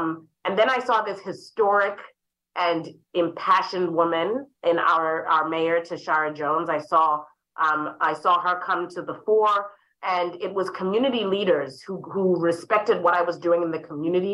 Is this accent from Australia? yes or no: no; Harare, Zimbabwe; now in St. Louis, United States; I was raised in Harare, Zimbabwe